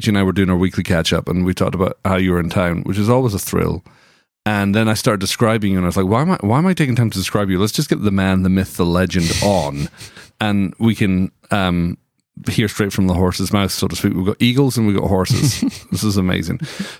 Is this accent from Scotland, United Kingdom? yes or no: yes; Scotland, United Kingdom; You have some friends who are over for the conference, who are also from Scotland.